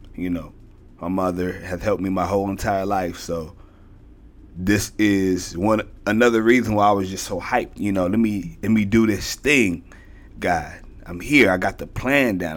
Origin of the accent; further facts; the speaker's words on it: Houston, Texas, United States; I'm from Houston